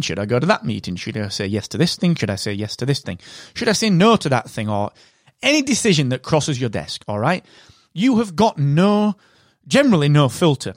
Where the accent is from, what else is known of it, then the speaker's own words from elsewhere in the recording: United Kingdom; I am that British podcast guy.